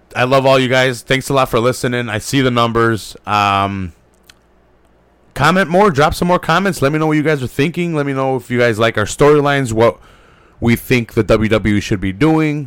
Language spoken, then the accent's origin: English; United States; I'm a dumb American